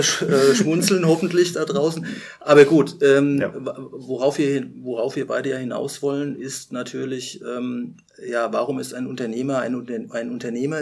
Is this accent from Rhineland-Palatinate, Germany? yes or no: yes; Rhenish Hesse, Rhineland-Palatinate, Germany; ich bin zwar hier in Rheinhessen aufgewachsen, stamme aber mütterlicherseits und im Grunde genommen auch väterlicherseits ähm, aus der Pfalz